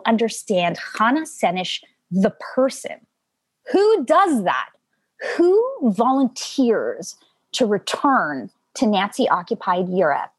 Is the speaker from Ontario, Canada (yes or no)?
no; Montreal, Quebec, Canada; first language Yiddish; English is a second language; I grew up in Montreal